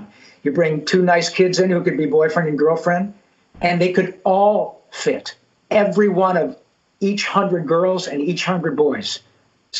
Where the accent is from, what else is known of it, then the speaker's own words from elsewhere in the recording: Flint, Michigan, United States; moved away as an adult; now in Los Angeles, United States; back in Flint, where I grew up in Michigan